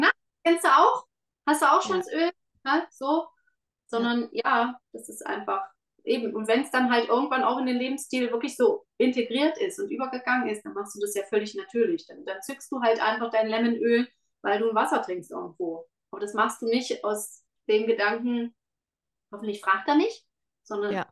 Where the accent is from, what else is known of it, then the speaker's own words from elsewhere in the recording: Germany; moved away as an adult; now in Switzerland; ich bin in Deutschland groß geworden